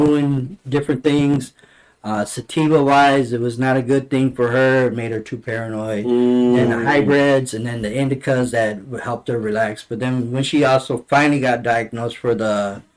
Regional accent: Texas, United States; growing up in Texas, growing up, you know, close to the border

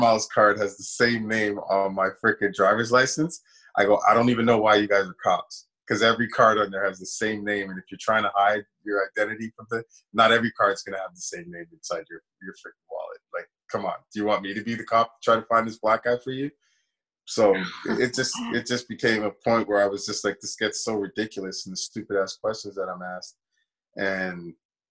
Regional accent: New York, United States; now in Edmonton, Canada; I grew up in New York, when I was a kid

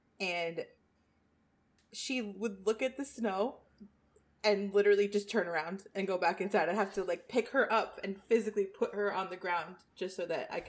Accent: Florida, United States; moved away as an adult; also born or lived in Rhode Island; 2 weeks ago tomorrow, I moved back to my home state of Florida.

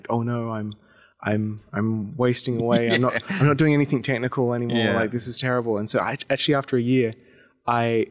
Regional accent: Adelaide, South Australia, Australia; So I grew up in Adelaide

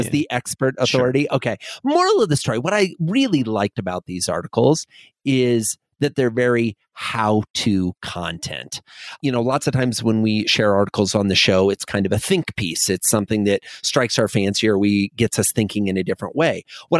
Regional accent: Midwest, United States; I grew up in the Midwest.

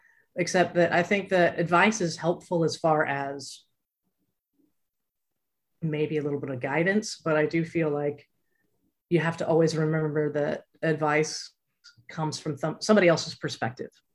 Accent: Abilene, Texas, United States; I grew up in Abilene, Texas, which is very small and conservative

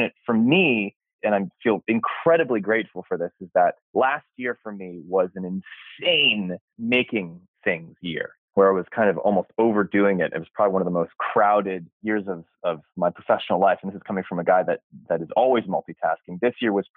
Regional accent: California, United States; born and raised in California

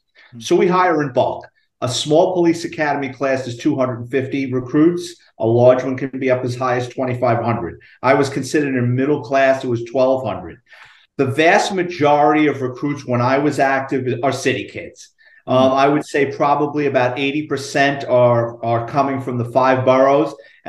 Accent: New York City, New York, United States; But I am a Bronx kid, born and raised in New York City, lower working middle class family.

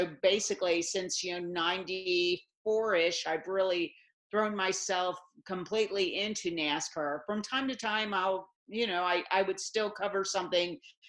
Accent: St. Louis, Missouri, United States; also born or lived in Dallas / Philadelphia; now in Charlotte, United States; being from St. Louis

